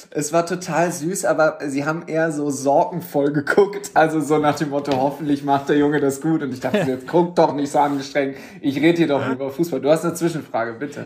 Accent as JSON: {"language": "German", "town": "Düsseldorf", "region": "North Rhine-Westphalia", "country": "Germany", "tie": "born or raised there", "said": "ich bin ja gebürtiger Düsseldorfer"}